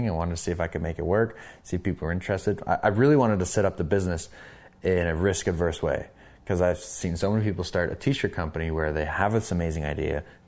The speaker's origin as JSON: {"language": "English", "town": "Calgary", "region": "Alberta", "country": "Canada", "also_born_or_lived": "Sweden", "said": "I'd say, well, I'm from Canada. I'd say, that's fantastic. Mm-hmm. Where in Canada? And I'd say, Calgary."}